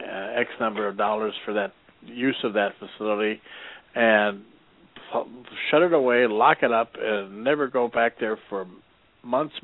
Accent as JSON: {"language": "English", "region": "Midwest", "country": "United States", "tie": "born or raised there", "moved": "yes", "lives_now": "Arizona, United States", "said": "I'm from back in the Midwest, and I don't remember that being the case back in the Midwest. I don't remember back in the day when I was a young'un back there"}